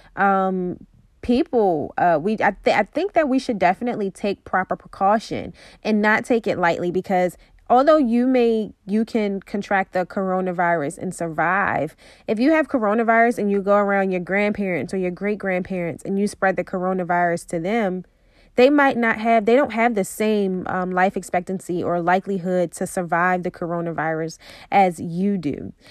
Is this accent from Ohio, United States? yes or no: no; Baltimore, Maryland, United States; I'm from Baltimore